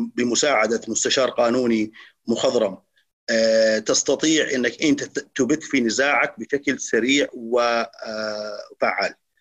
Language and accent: Arabic; Saudi Arabia; عندنا في السعودية